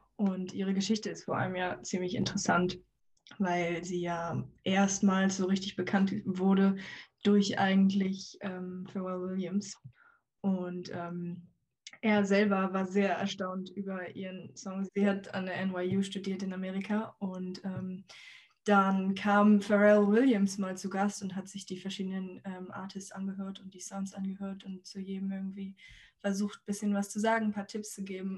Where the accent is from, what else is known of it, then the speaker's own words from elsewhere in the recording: Hamburg, Germany; wir als Hamburger